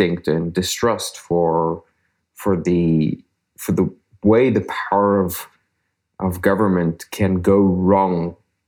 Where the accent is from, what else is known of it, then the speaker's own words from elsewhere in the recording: South Africa; I grew up in South Africa